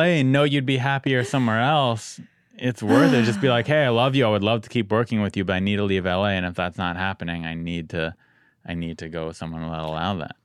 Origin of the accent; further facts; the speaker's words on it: San Diego, California, United States; I'm from San Diego, so I'm spoiled